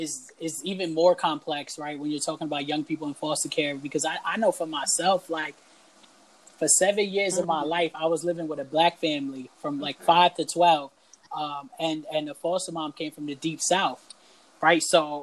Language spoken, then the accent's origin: English; Canada; oh, I don't speak Spanish because I grew up in Canada?